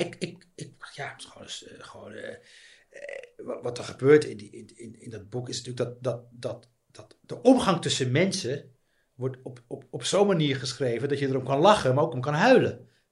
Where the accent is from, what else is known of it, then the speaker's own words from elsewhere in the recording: Netherlands; also born or lived in Tangier, Morocco; Hij hoorde natuurlijk aan mijn accent dat ik niet, eh, dat, dat, dat ik niet uit eh, Marokko kom. En hij zei, ja, waar kom je vandaan? Eh, ik zei, ja, Nederland